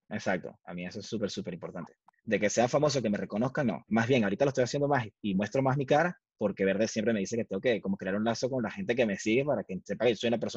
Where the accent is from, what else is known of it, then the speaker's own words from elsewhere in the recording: Valencia, Carabobo, Venezuela; moved away; yo soy de Valencia